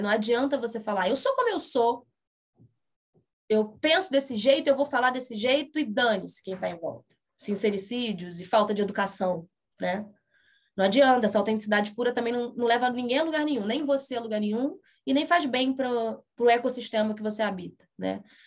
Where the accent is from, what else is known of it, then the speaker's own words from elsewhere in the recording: Rio de Janeiro, Brazil; Eu sou do Rio de Janeiro